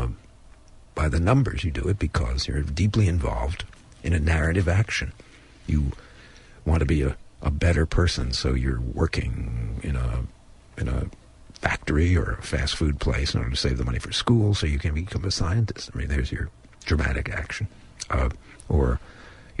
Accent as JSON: {"language": "English", "town": "Perth Amboy", "region": "New Jersey", "country": "United States", "tie": "born or raised there", "moved": "yes", "said": "I also go back to my hometown in New Jersey and try to get the essence of the life that I once lived there"}